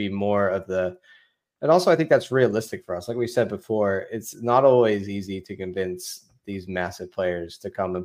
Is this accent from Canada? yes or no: no; Wiltshire, South West England, United Kingdom; I'm actually from Wilshire